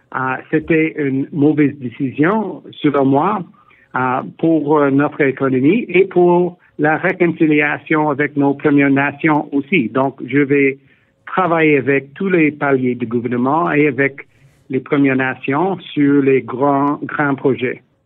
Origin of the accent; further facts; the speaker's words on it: Ontario, Canada; also born or lived in Quebec; je suis né au Québec, grandi en Ontario